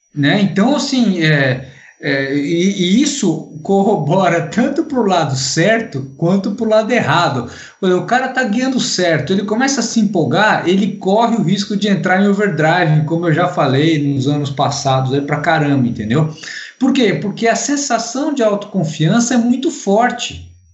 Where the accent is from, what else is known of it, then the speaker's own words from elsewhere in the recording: Brazil; sou brasileiro